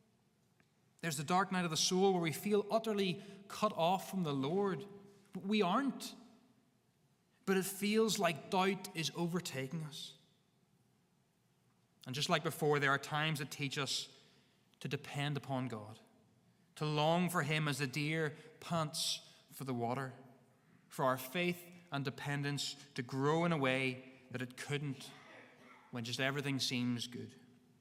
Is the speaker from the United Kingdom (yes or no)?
yes; Northern Ireland, United Kingdom; We have a bit of stubbornness in us as Northern Irish people